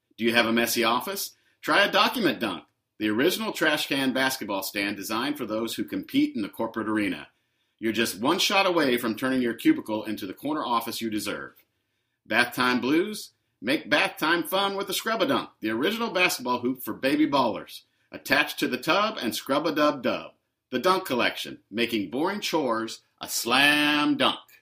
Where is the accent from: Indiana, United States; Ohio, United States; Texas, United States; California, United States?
Indiana, United States; Indianapolis; growing up in Indianapolis and being a Pacers fan